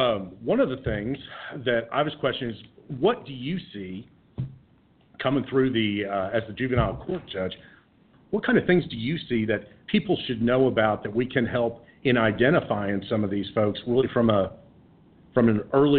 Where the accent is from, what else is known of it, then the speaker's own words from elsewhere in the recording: Dallas, Texas, United States; I think I might be one of the few that's actually born and raised in Dallas or in Texas